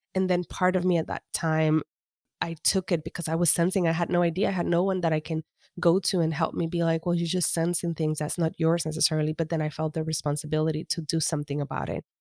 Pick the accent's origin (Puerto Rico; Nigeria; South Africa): Puerto Rico; East Coast of Puerto Rico; I am, was born and raised in the East Coast of Puerto Rico.